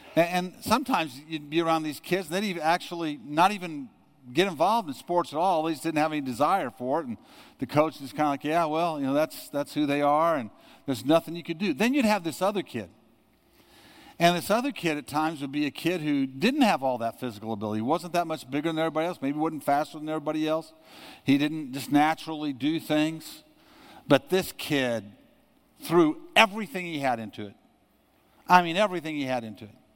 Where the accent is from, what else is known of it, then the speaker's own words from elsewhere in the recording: United States; growing up in America